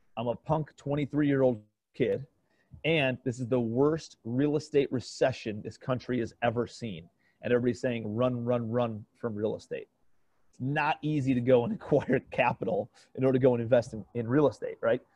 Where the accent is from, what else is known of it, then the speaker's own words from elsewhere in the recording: Cleveland, Ohio, United States; moved away as an adult; also born or lived in New York City; I'm from Cleveland, Ohio, originally